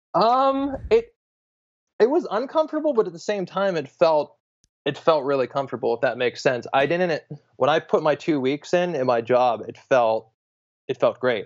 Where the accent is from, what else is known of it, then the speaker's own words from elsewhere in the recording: Pittsburgh, Pennsylvania, United States; moved away as an adult; now in Bay Area, United States; I'm from Pittsburgh, Pennsylvania. I'm currently living in, uh, Northern California in the Bay Area